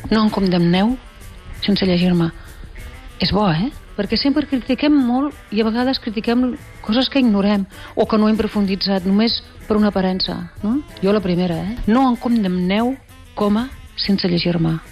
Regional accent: Catalonia, Spain; jo ja soc catalana

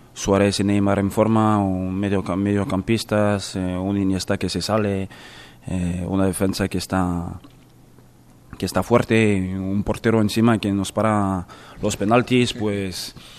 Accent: France; moved away; en mi país y en la capital

